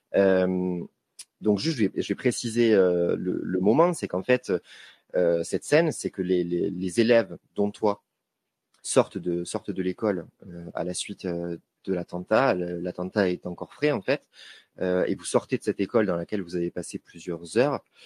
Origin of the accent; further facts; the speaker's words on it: Toulouse, Occitania, France; en tant que Toulousain